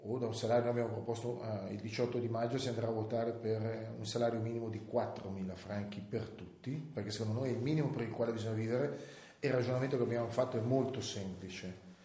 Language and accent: Italian; Salerno, Campania, Italy; now in Switzerland